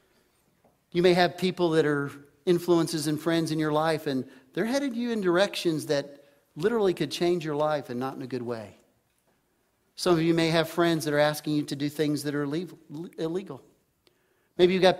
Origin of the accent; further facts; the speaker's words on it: Texas, United States; I grew up in Texas